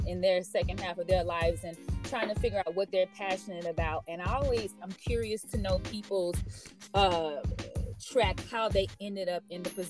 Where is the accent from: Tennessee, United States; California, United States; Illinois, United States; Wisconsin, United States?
Illinois, United States; Chicago; I'm originally from Chicago